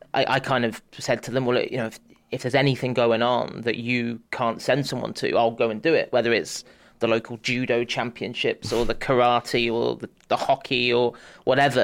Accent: Bath, South West England, United Kingdom; I, I grew up in Bath in the southwest of England

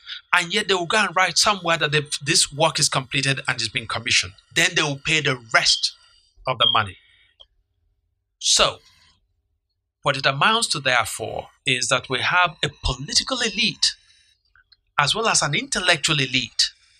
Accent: Nigeria; So as a Nigerian

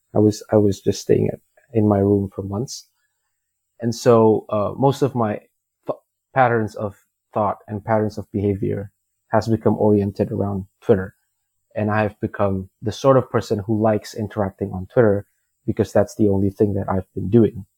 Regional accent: Indonesia; I'm from Indonesia, and we have a thing where most people are Muslim

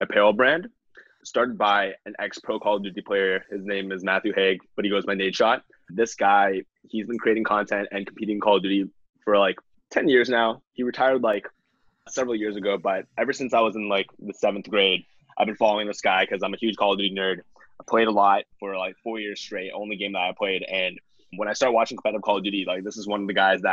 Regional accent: Toronto, Ontario, Canada; Born and raised in Toronto, and that's where I am right now

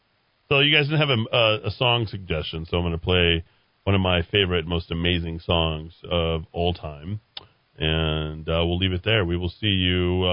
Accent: Colorado, United States; also born or lived in Costa Rica; now in Placitas, United States; I grew up in Colorado and 67-year-old guy. My wife and son and I lived in Costa Rica for 13 years. It was finally time to head back to the States and decided on Placidas.

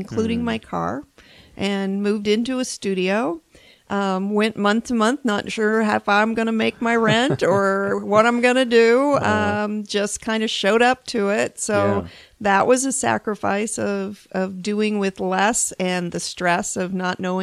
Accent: Phoenix, Arizona, United States; moved away; Well, I'm from Phoenix, but moved away for 20 years. So I came back to Phoenix when I made this jump.

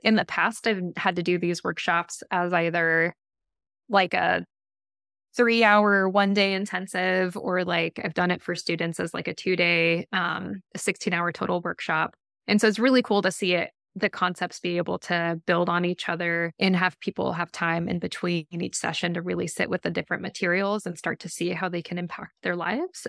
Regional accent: Boise, Idaho, United States; now in Portland, United States; I grew up in Boise, Idaho

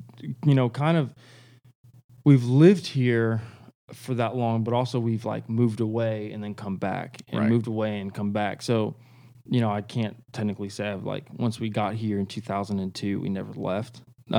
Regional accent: Kansas, United States; born there; now in Nashville, United States; So I was born in Kansas. I like to claim that, but I really didn't live there that long.

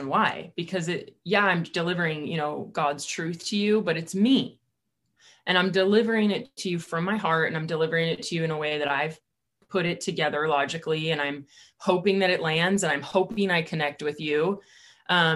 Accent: California, United States; now in Boise, United States; I'm from California, but I consider myself an Idahoan now

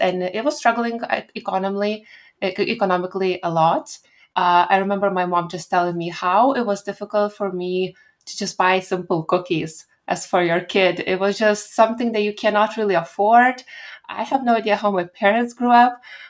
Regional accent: Lithuania; So Lithuania is a small country and we've been occupied many times and for long periods of time.

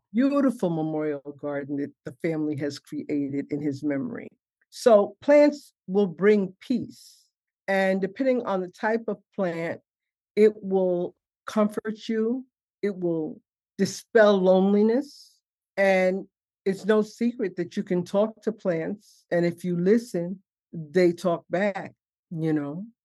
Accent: New York City, New York, United States; also born or lived in Harlem, New York City; I grew up in Bed-Stuy, born in Harlem. We moved to uh, Brooklyn when I was six

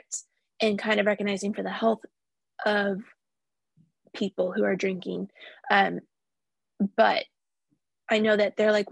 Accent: Tulsa, Oklahoma, United States; here in my hometown

